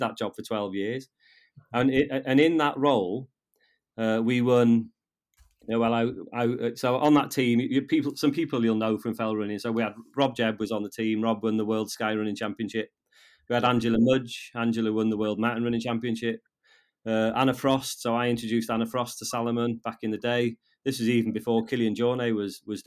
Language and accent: English; Llanberis, Wales, United Kingdom; I'm a Welsh, I'm a fluent Welsh speaker. I was educated in Welsh in Llanberis.